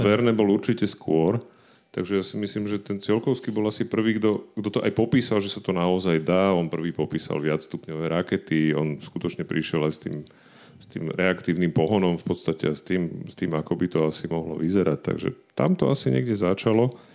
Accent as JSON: {"language": "Slovak", "town": "Bratislava", "region": "Bratislava Region", "country": "Slovakia", "tie": "born or raised there", "said": "ako bratislavské dieťa"}